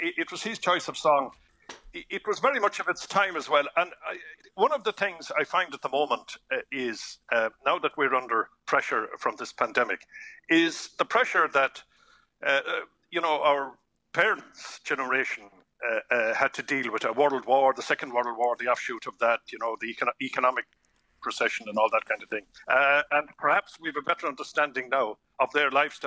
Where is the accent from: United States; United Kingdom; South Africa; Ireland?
Ireland; Tralee, Munster; I grew up outside Tralee, Des. I grew up in a rural environment